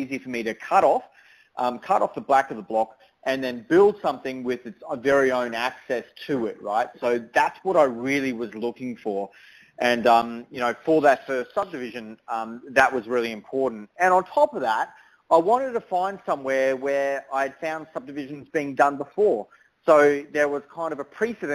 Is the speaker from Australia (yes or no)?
yes; Toowoomba, Queensland, Australia; I grew up in Toowoomba and I did a lot of my schooling in Toowoomba